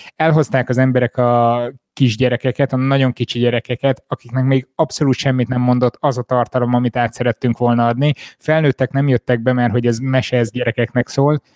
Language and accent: Hungarian; Miskolc, Borsod-Abaúj-Zemplén, Hungary; moved away; Miskolcon voltam, én ott nőttem fel, oda jártam már óvodába, előtte egy észak-borsodi kis faluban